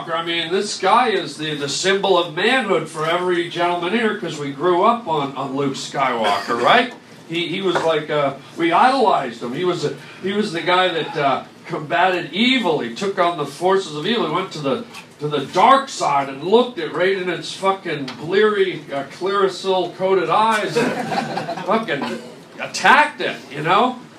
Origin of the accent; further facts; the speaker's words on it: Canada; I grew up in Canada